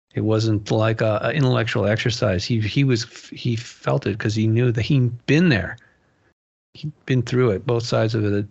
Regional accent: Malibu, California, United States; moved away; growing up in Malibu

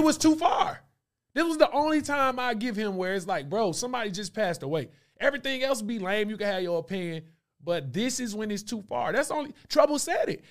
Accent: Stone Mountain, Georgia, United States; I'm from Stone Mountain, Lithonia, right next to it

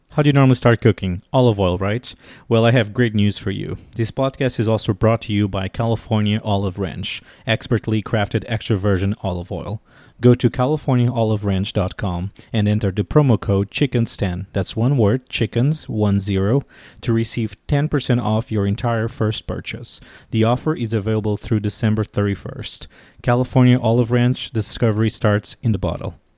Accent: Portugal; moved away as an adult; now in Washington, D.C., United States; I'm originally from Portugal and I've been living in Washington, D.C. for the last nine years.

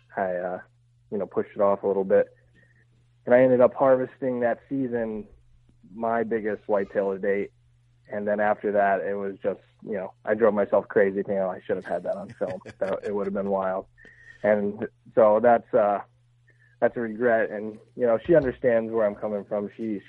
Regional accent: Pennsylvania, United States; I grew up hunting in Pennsylvania, and my dad had me into everything.

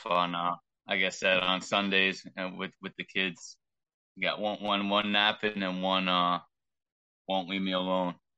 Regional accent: Long Island, New York, United States; growing up on Long Island

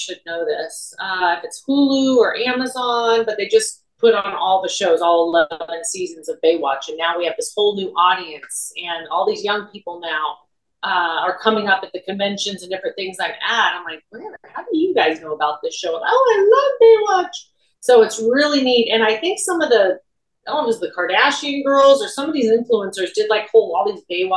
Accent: Northern California, United States; I'm from NorCal

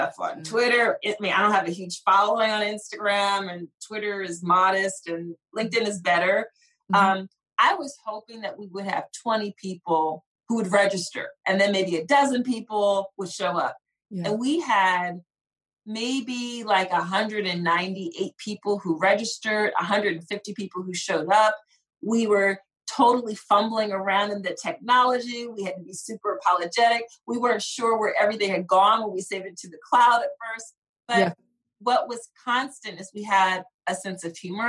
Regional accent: Philadelphia, Pennsylvania, United States; I grew up in Philly

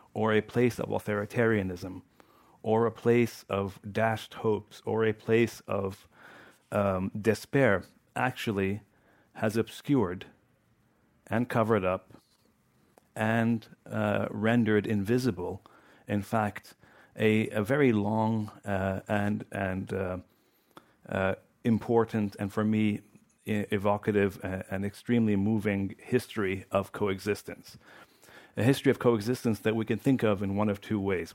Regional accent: Lebanon; moved away; also born or lived in Washington, D.C.; I grew up in Lebanon.

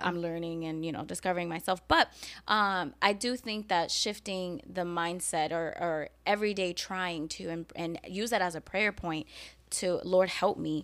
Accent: New York City, New York, United States; now in Florida, United States; growing up in New York and growing up in the hood

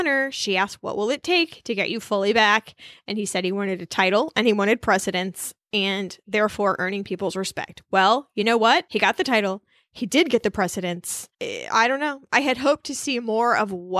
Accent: Midwest, United States; moved away as an adult; also born or lived in Boston; I'm from the Midwest, where you absolutely talk to strangers all the time

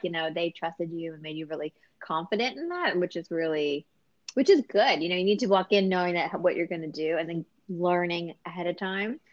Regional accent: New York City, New York, United States; I'm a New Yorker

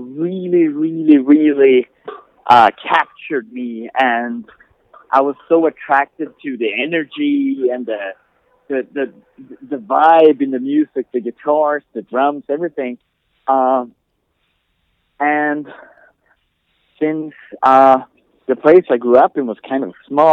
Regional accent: the very north of Sweden, northern Sweden, Sweden; now in El Paso, United States; I was born 40 years ago. I'm old. in the very north of Sweden, you would have to go by car, like 10 hours north of Stockholm, perhaps.

